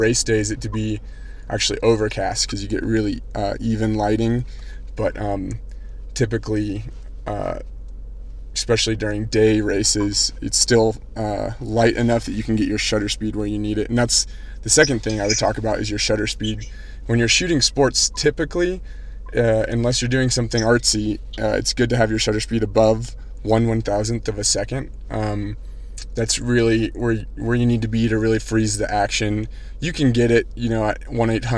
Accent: Austin, Texas, United States; my hometown

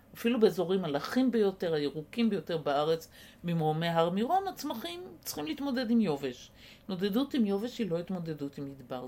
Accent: Israel; הקיבוץ שגדלתי בו

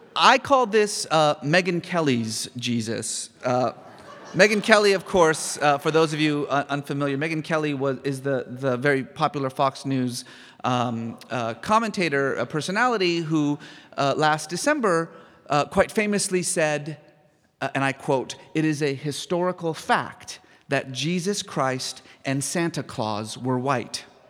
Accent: Iran; moved away; I was born in Iran

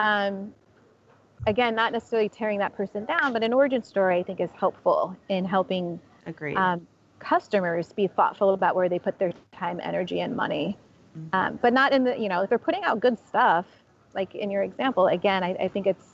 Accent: San Jose, California, United States; now in San Francisco, United States; I'm originally from San Jose. I moved to San Francisco in 2001

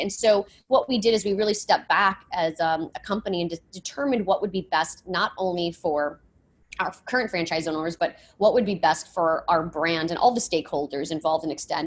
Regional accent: Michigan, United States; growing up in Michigan, um, good Miss Midwestern roots

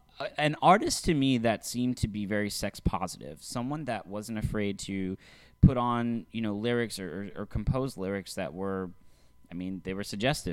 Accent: North Texas, United States; both Matt and I, growing up in North Texas

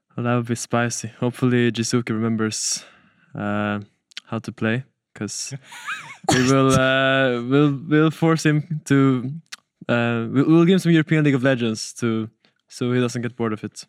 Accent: Stockholm, Stockholm County, Sweden; I come from Stockholm in Sweden

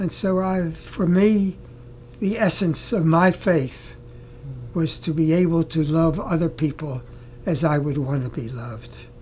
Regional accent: Baltimore, Maryland, United States; I come from Baltimore, Maryland. This was in the early 30s and 40s, early 40s, where there were no blacks in my community. I went to public school, junior high school, high school, called the Baltimore City College

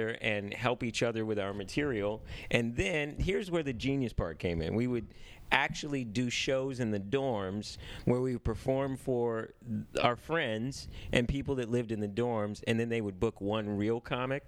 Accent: Cupertino, California, United States; now in Los Angeles, United States; I was born here, but I grew up in Northern California.

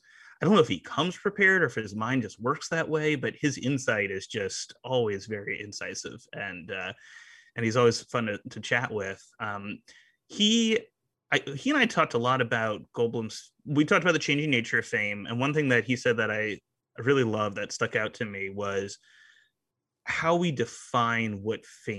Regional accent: New Orleans, Louisiana, United States; growing up in New Orleans

